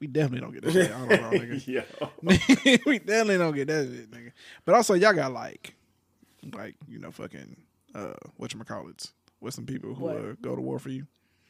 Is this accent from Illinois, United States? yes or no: no; Texas, United States; I'm from Texas, and unions don't exist down here in this motherfucker